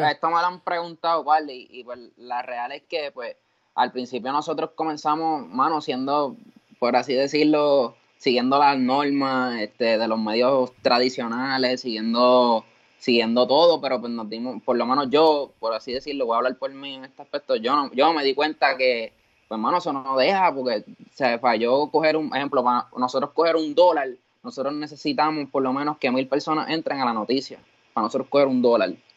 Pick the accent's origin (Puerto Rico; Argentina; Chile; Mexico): Puerto Rico; Cabo Rojo; yo soy de Cabo Rojo